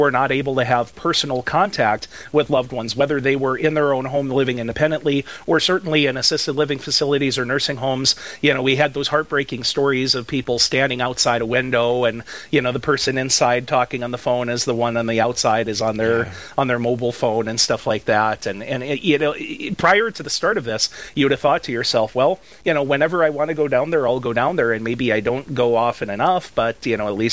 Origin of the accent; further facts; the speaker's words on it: Napoleon, United States; the farm that I grew up on in Napoleon